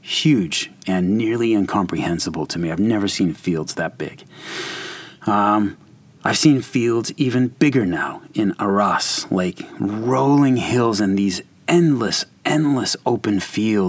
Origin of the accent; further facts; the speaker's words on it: United States; my hometown here in the U.S.